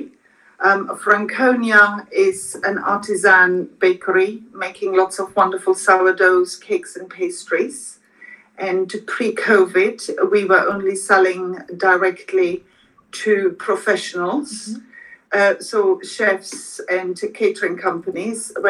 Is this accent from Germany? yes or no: yes; Germany; now in London, United Kingdom; I grew up in Germany